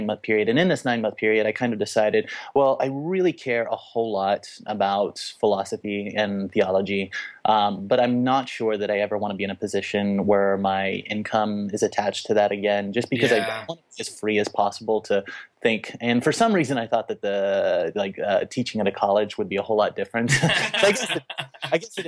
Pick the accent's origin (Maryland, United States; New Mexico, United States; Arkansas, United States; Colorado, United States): Arkansas, United States; Little Rock; I grew up in Little Rock, Arkansas, in a very conservative evangelical setting